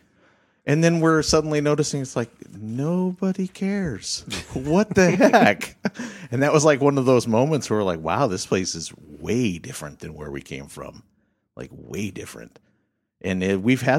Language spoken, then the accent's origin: English; Aberdeen, Washington, United States; moved away as an adult; now in Bellingham, United States; I come from Aberdeen